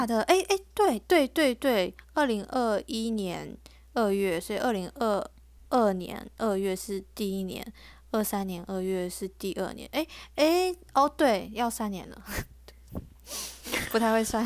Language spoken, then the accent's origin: Chinese; Taiwan; 我是台湾的